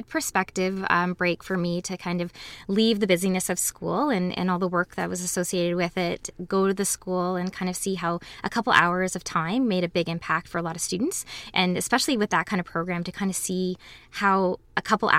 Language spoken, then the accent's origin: English; Waterloo, Ontario, Canada; Growing up in Waterloo was wonderful. All of my memories of as a child were wonderful and getting involved in the community. I've lived here my whole life, went to school here, was raised here